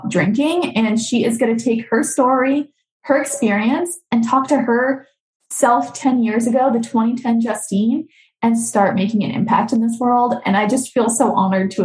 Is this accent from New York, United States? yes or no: no; Boston, Massachusetts, United States; I'm from Boston, so I say a little weird.